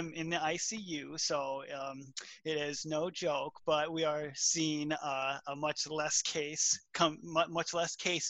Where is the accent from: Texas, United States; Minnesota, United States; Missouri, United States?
Minnesota, United States; I'm 28 years old. I am born and raised in Minnesota. I grew up in the country with two brothers.